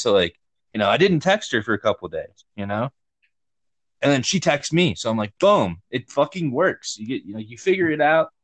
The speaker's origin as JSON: {"language": "English", "region": "Georgia", "country": "United States", "tie": "born or raised there", "moved": "yes"}